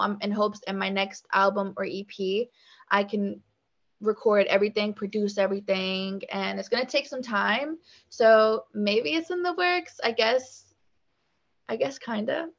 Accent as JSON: {"language": "English", "town": "Richmond", "region": "Virginia", "country": "United States", "tie": "born or raised there", "also_born_or_lived": "Petersburg, Virginia", "said": "I was born in Richmond, spent a good amount of my younger days uh, here and then i moved to petersburg so i would say that's where i went to like elementary school"}